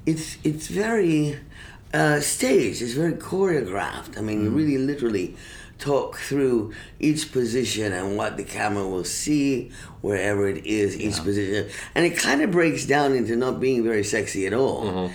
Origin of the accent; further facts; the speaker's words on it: Venezuela; also born or lived in Colombia / Cuba; I grew up in Venezuela 5 years.